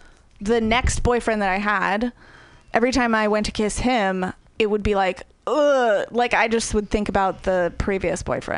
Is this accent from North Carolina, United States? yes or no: no; outside of Portland, Oregon, United States; moved away; also born or lived in New York City; Hicksville, outside of Portland, Oregon.